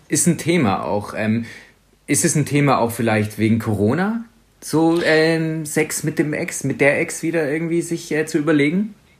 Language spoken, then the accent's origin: German; Swabia, Baden-Württemberg, Germany; ich als Schwabe